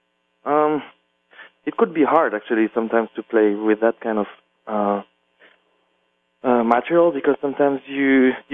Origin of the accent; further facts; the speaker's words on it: La Chaux-de-Fonds, Neuchâtel, Switzerland; English is a second language; moved away as an adult; also born or lived in Paris, France / New York, United States; I grew up in a little town in Switzerland, Western Switzerland, called La Chaux-de-Fonds